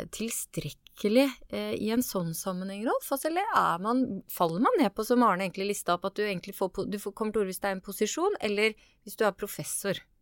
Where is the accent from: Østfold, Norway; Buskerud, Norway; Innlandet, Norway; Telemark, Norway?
Østfold, Norway; Askim; Jeg er fra Askim, jeg er fra Indre Østfold